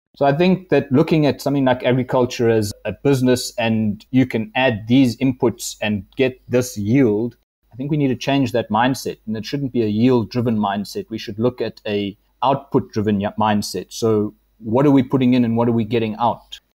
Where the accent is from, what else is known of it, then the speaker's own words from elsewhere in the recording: Adelaide, Eastern Cape, South Africa; I grew up in Adelaide, and most people don't know where that is. It's uh, near Grahamstown, between Fort Beaufort and Bedford, and it's a really small town.